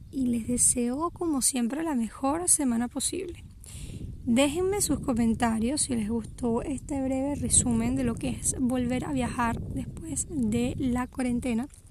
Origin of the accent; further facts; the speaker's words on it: Venezuela; moved away as an adult; also born or lived in Portugal; Yo desde que emigré de Venezuela